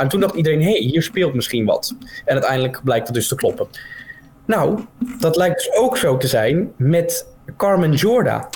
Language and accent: Dutch; Netherlands; als Nederlanders zijnde